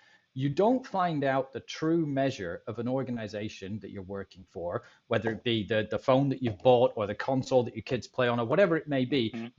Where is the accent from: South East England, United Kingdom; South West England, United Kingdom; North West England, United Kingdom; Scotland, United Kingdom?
Scotland, United Kingdom; now in Tampa, United States; I'm a Scottish guy